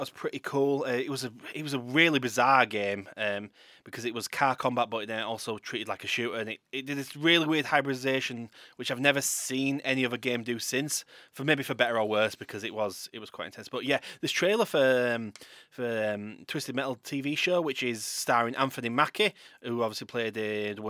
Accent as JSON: {"language": "English", "region": "Yorkshire and the Humber", "country": "United Kingdom", "said": "As a Yorkshire lad myself"}